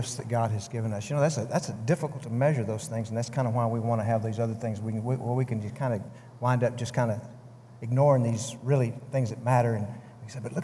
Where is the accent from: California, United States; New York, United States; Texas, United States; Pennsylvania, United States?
Texas, United States; West; growing up in West Texas